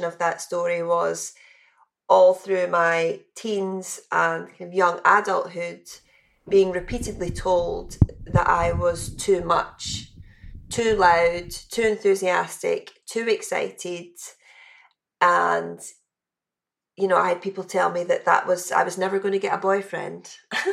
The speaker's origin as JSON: {"language": "English", "region": "West Coast of Scotland", "country": "United Kingdom", "tie": "born or raised there", "said": "growing up in the West Coast of Scotland"}